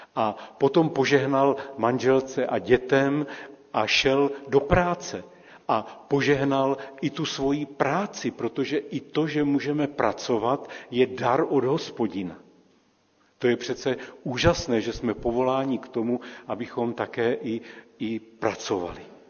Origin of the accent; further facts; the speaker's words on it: Czechia; A my Češi